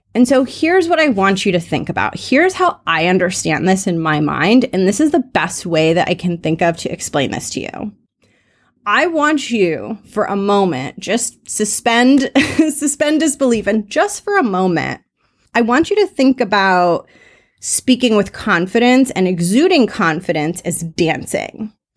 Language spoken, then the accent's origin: English; Los Angeles, California, United States; accent: Valley Girl; I grew up in sunny Los Angeles, and sometimes I talk like a valley girl